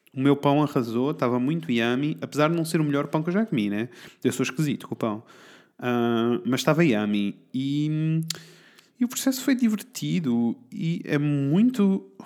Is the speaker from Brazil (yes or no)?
no; Portugal; somos tugas